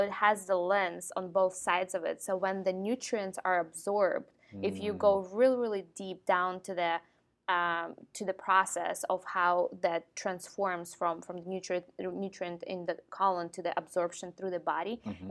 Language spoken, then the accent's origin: English; Ukraine; moved away; I grew up in Ukraine